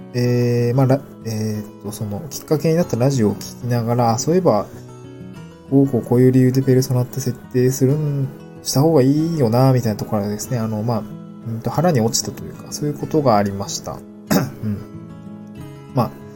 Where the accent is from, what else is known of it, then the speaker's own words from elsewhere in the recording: Niigata, Japan; moved away as an adult; also born or lived in Aomori Prefecture; now in Tokyo, Japan; 私の場合はですね、あの、出身が新潟県で